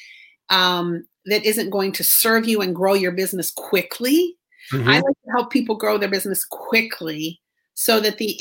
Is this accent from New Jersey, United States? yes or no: no; Fort Mill, South Carolina, United States; I'm from Fort Mill, South Carolina